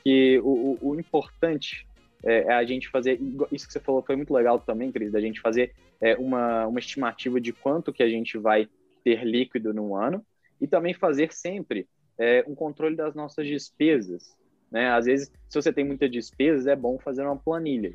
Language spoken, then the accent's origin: Portuguese; Brazil; nós, como brasileiros